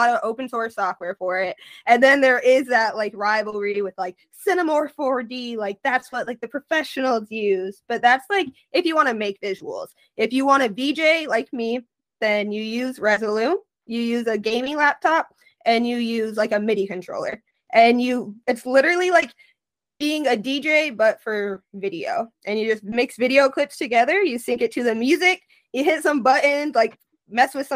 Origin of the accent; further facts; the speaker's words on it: South Dakota, United States; I'm from South Dakota